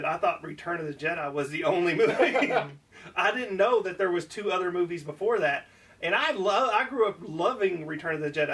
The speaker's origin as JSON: {"language": "English", "town": "Waddy", "region": "Kentucky", "country": "United States", "tie": "born or raised there", "said": "I grew up in Waddy, Kentucky, which is the exact center"}